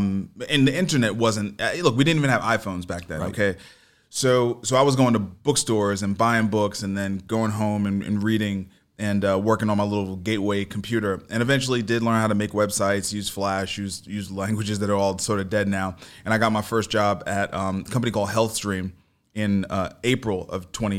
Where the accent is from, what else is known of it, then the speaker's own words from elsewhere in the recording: New York City, New York, United States; I'm from Brooklyn. Yeah, I'm from Brooklyn.